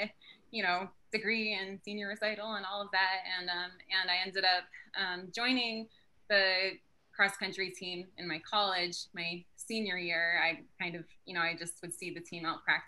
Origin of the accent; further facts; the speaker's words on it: southeastern Pennsylvania, United States; also born or lived in Salem, Oregon; I was born in Salem, Oregon, but I grew up in southeastern Pennsylvania